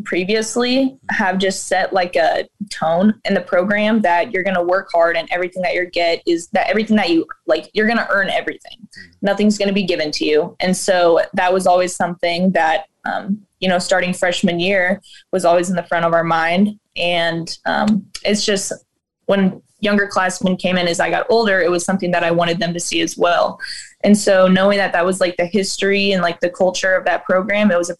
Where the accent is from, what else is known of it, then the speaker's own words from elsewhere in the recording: Papillion, Nebraska, United States; I'm from Papio, and I think it's just that our town, and especially our school has so much tradition